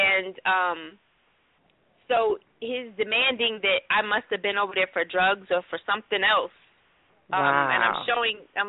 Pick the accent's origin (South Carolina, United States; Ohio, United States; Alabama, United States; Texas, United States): Ohio, United States; I'm from Ohio. I am from about 15 minutes, maybe 2 or 3 exits away from where John Crawford was shot in the Walmart.